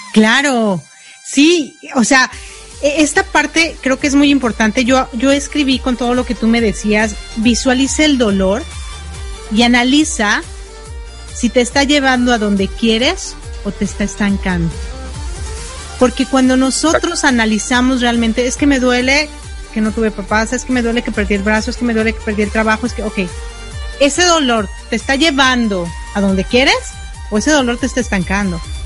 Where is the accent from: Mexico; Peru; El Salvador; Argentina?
Mexico; somos mexicanos